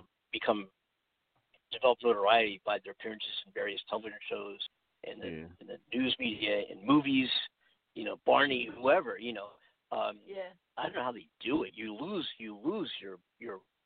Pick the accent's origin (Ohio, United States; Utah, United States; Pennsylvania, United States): Pennsylvania, United States; Philadelphia; now in California, United States; The Philadelphia Inquirer, my hometown